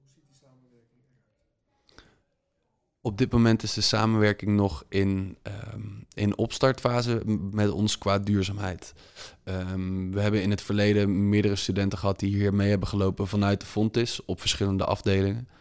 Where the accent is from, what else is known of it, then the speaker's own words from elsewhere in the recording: Netherlands; als Nederlander